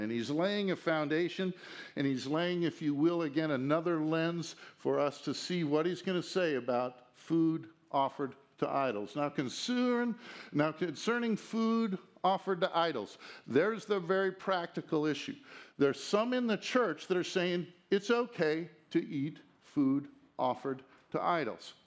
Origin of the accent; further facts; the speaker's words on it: United States; as an American citizen